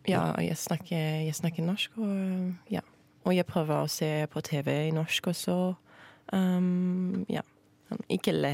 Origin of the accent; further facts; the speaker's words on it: northeast France, France; English is a second language; moved away as an adult; also born or lived in United Kingdom; now in Norway; Uh, I'm from France, uh, northeast of France. Um, and yeah, I, lived in France for 19 years and then I moved to the UK for seven years and now I'm here.